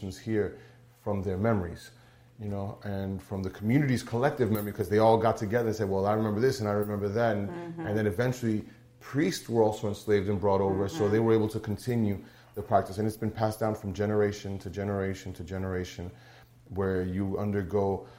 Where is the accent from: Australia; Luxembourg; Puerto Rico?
Puerto Rico; Moca; I'm from Moca, Puerto Rico